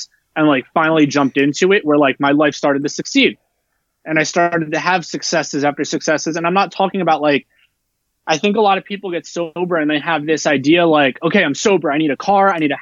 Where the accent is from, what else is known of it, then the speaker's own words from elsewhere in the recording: New Jersey, United States; now in Texas, United States; I grew up in New Jersey and I grew up in a melting pot